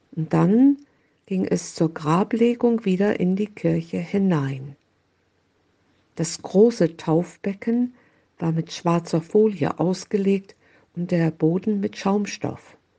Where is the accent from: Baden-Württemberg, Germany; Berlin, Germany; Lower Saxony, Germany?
Lower Saxony, Germany; Oldenburg; in Oldenburg, meine Heimatstadt